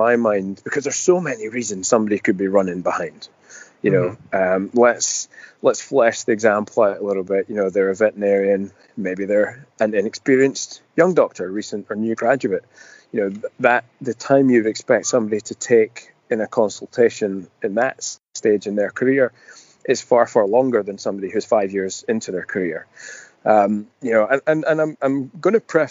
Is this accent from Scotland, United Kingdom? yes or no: yes; Scotland, United Kingdom; I was born in Scotland